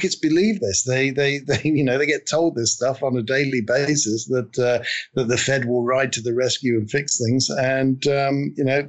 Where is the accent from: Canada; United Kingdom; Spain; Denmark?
United Kingdom; we're all British